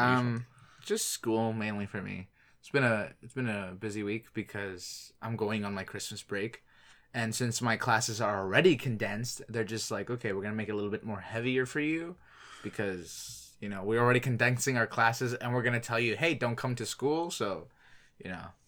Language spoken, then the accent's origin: English; Ontario, Canada; I'm Canadian